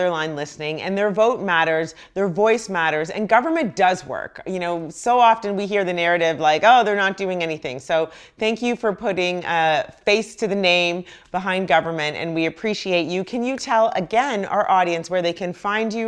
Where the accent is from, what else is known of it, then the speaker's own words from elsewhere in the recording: Canada; moved away; I grew up in Canada